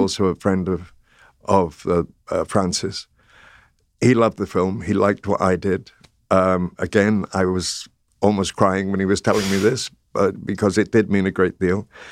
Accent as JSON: {"language": "English", "region": "North Wales", "country": "United Kingdom", "tie": "born or raised there", "said": "I grew up in North Wales and went to the Welsh Presbyterian Chapel in the town"}